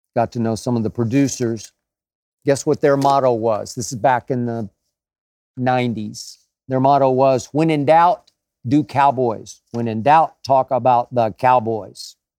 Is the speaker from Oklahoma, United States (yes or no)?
yes; Oklahoma, United States; as am I.